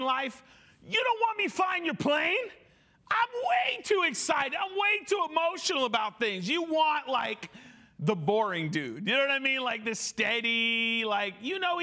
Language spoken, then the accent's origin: English; New England, United States; moved away; I come from New England. I was born and raised there